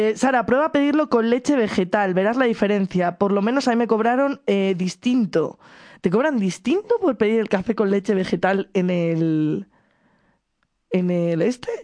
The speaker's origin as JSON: {"language": "Spanish", "town": "Madrid", "region": "Community of Madrid", "country": "Spain", "tie": "born or raised there", "said": "Yo soy de Aluche. Mi crecimiento fue en Aluche."}